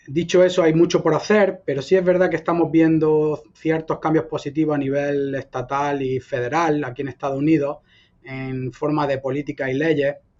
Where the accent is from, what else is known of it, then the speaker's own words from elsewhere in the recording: Almería, Andalusia, Spain; moved away; also born or lived in Granada; yo soy español, andaluz, nacido en Almería y adoptado por Granada, donde estudié y ejercí mi profesión por 10 eh, años